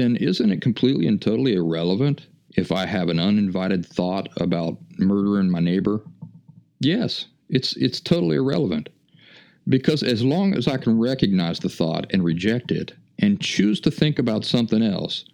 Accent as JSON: {"language": "English", "region": "Appalachia", "country": "United States", "tie": "born or raised there", "said": "I grew up in the Appalachian wilderness"}